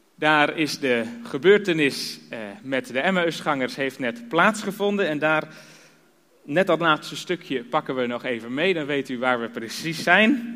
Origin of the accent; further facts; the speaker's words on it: Harderwijk, Gelderland, Netherlands; moved away as an adult; also born or lived in Drenthe; now in Kampen, Netherlands; oorspronkelijk komen we uit Harderwijk